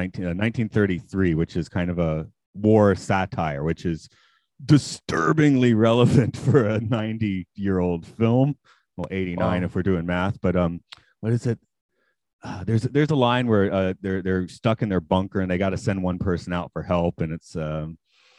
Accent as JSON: {"language": "English", "town": "Atlanta", "region": "Georgia", "country": "United States", "moved": "as an adult", "lives_now": "Nagano, Japan", "said": "I'm from Atlanta"}